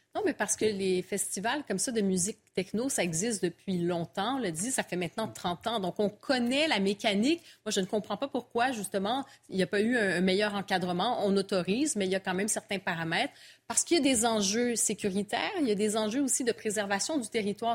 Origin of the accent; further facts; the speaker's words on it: Montreal, Quebec, Canada; je viens de Montréal